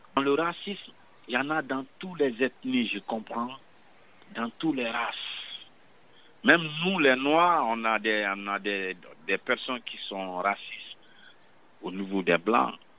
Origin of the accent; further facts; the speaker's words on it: Guinea; moved away as an adult; also born or lived in Quebec; now in Montreal, Canada; Je viens de la Guinée-Conakry, Afrique de l'Ouest